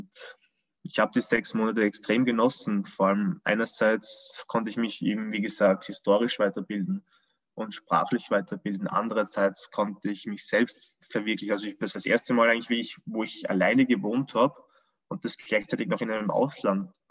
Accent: Austria; Ich war natürlich als Österreicher Punkt neun vom Büro

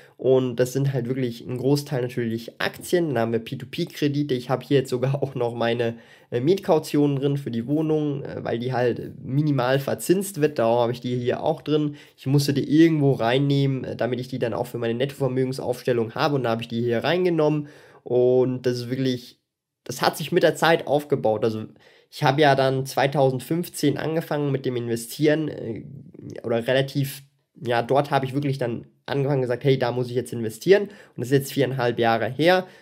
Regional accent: Switzerland; ich bin Schweizer

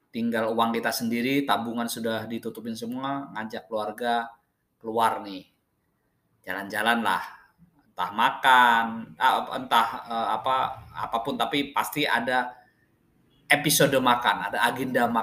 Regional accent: Wonogiri, Central Java, Indonesia; now in Jakarta, Indonesia; kemarin saya pulang kampung, terus saya pulang kampung balik ke Jakarta itu saya naik kereta. Nah, dari kampung saya di Wonogiri ke Madiun itu sekitar satu jam

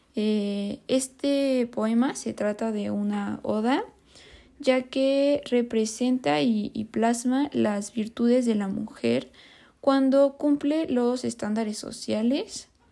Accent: Mexico; nosotros como mexicanos

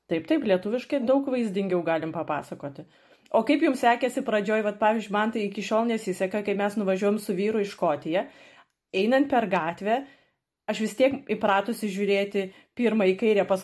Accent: Lithuania; now in Germany; Ir mes liksim lietuvės

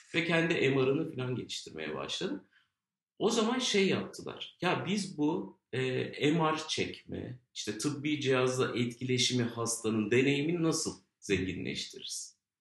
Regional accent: Ankara, Turkey

